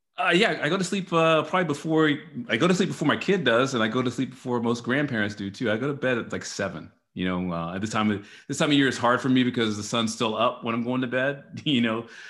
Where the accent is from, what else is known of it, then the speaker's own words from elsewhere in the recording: Dallas, Texas, United States; also born or lived in New Orleans; now in Austin, United States; I was born and raised in Texas, in Dallas, Texas